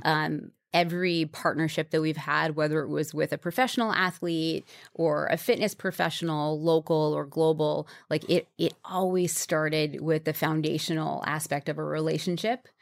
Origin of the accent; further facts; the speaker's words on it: New York, United States; I grew up in New York